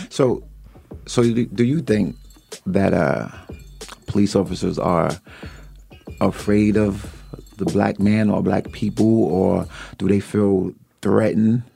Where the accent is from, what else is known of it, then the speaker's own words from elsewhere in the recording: Jersey City, New Jersey, United States; I'm from Jersey City